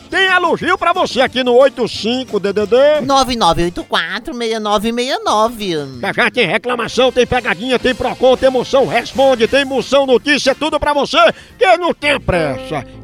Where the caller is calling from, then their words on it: Rio de Janeiro, Brazil; Sou daqui do Rio de Janeiro